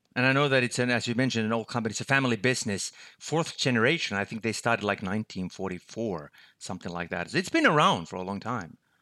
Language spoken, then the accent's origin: English; Finland; my home country, Finland, where I'm located